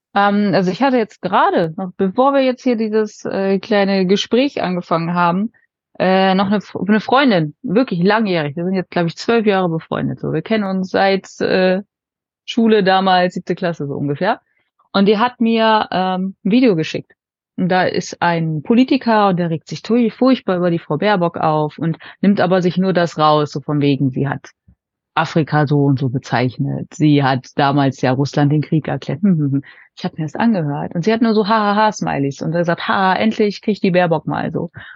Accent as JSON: {"language": "German", "town": "Bad Wünnenberg", "region": "North Rhine-Westphalia", "country": "Germany", "said": "ich komme ja jetzt hier aus Bad Wünnenberg, so Fürstenberg, das ist ja wirklich nochmal von Paderborn 30 Minuten weg mit dem Auto"}